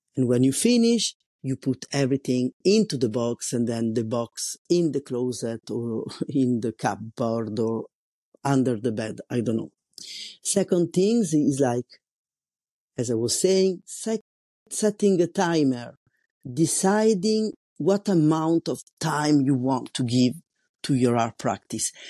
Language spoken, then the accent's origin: English; Italy; English is a second language; moved away as an adult; now in France; I'm an Italian. living in France, and I've been living here for more than twenty years